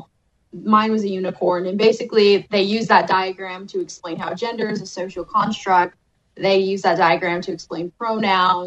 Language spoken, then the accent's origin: English; United States; as Americans, we have privilege here